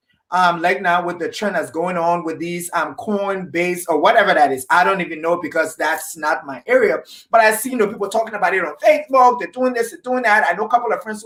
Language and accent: English; Liberia; like we say in Liberia